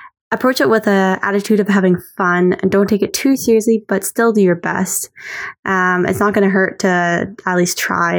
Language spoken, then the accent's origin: English; Alberta, Canada; now in Montreal, Canada; I recently moved to Montreal, Quebec, but previously I grew up in Alberta.